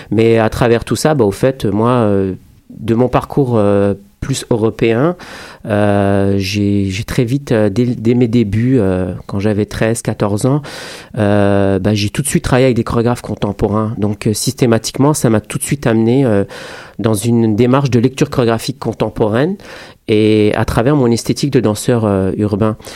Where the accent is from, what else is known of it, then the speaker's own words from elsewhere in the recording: France; also born or lived in Morocco; now in Canada; je suis français-marocain, euh, je suis, j'ai immigré au Québec euh, il y a maintenant un petit moment.